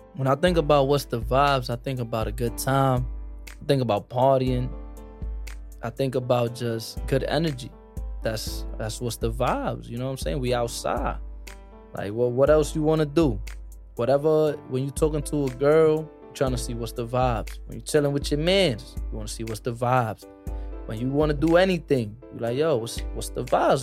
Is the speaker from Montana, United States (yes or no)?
no; New York City, New York, United States; I was born in Harlem